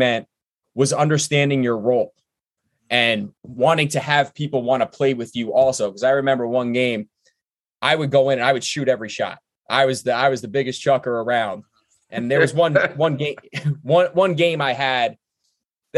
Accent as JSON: {"language": "English", "town": "New York City", "region": "New York", "country": "United States", "tie": "born or raised there", "also_born_or_lived": "Mill Basin, Brooklyn / Amherst, Massachusetts", "moved": "as an adult", "said": "I'm from Brooklyn. When I grew up in the Georgetown, Bergen Beach area"}